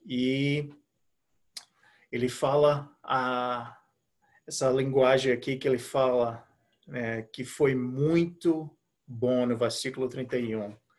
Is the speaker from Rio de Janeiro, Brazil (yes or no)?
no; Recife, Pernambuco, Brazil; moved away as an adult; now in United States; Sou de Recife, é, nasci e cresci lá em Recife